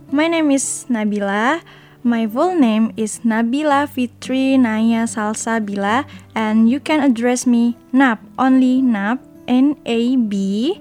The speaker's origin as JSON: {"language": "English", "region": "Bengkulu", "country": "Indonesia", "tie": "born or raised there", "moved": "as an adult", "lives_now": "Taiwan", "said": "I was born in a village in Bengkulu"}